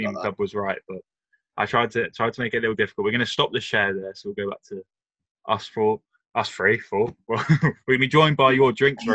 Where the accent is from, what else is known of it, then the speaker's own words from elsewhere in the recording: Devon, South West England, United Kingdom; we're also all from Devon